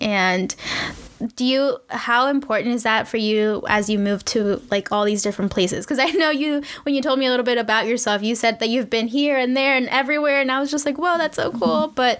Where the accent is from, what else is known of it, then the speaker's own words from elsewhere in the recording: DMV, United States; So you're local too, because I'm from the DMV. So I went to UMD.